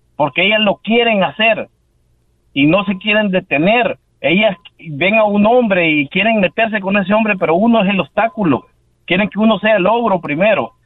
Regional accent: El Salvador; moved away as an adult; Yo soy de Salvador

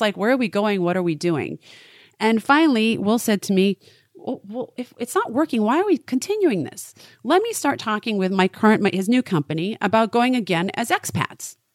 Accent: Maine, United States; moved away; I was raised in Maine.

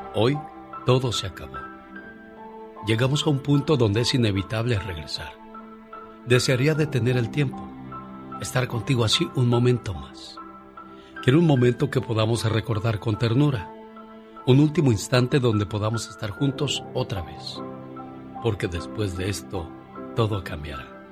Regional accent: Zacatecas, Mexico; moved away; un día salí de Zacatecas, pero Zacatecas nunca salió de mí

